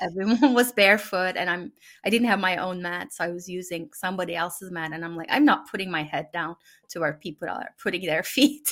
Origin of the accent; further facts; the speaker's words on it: Turkey; first language Turkish; English is a second language; moved away as an adult; now in United States; the families that I've known growing up in Turkey